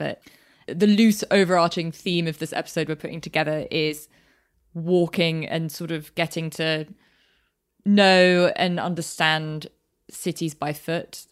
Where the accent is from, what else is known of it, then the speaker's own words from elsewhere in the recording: London, United Kingdom; growing up in London, my year was relatively diverse at school